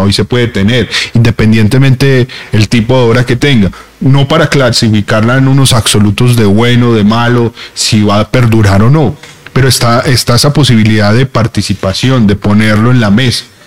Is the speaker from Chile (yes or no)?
no; Colombia; encerrarnos como colombianos